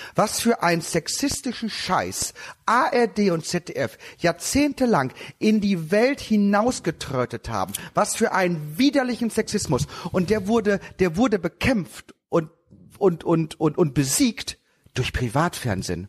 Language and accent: German; Lower Saxony, Germany; bei uns in Niedersachsen. Ich bin ja auch Niedersachse.